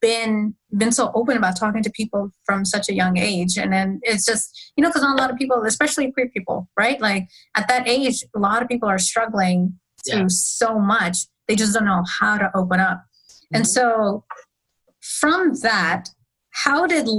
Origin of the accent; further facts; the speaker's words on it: Pakistan; I'm South Asian from Pakistan, Muslim community